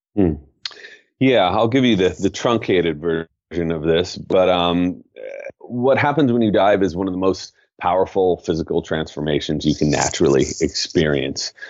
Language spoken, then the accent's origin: English; Southern California, United States; now in San Francisco, United States; I grew up in Southern California and spent most of my youth in the water